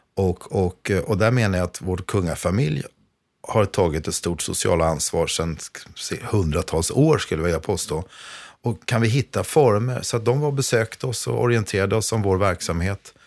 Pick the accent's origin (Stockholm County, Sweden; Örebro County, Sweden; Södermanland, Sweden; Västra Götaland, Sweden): Stockholm County, Sweden; Vaxholm; Jag är uppvuxen i Vaxholm.